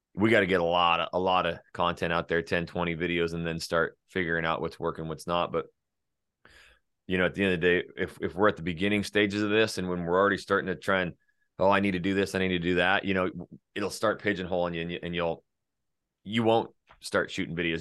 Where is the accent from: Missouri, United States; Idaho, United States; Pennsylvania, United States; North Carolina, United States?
Idaho, United States; North; was born and raised North Idaho